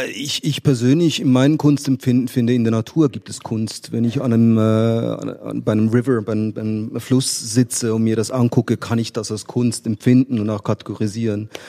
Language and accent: German; Switzerland; als Schweizer